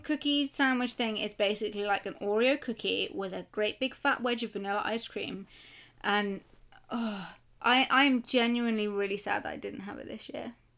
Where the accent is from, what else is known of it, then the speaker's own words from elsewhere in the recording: United Kingdom; I'm British